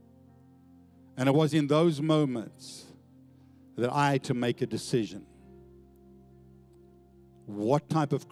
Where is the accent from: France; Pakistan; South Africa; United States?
South Africa; Johannesburg, Gauteng; now in Australia; where I grew up in Johannesburg as a young boy